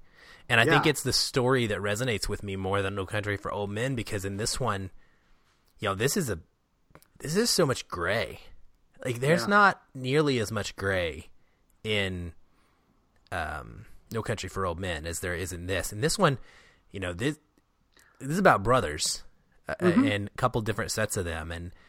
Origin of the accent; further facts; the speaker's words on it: Arkansas, United States; now in Seattle, United States; I know these people from my life growing up in Arkansas, southern Arkansas, even like that's exactly how things work. Now I live in Seattle now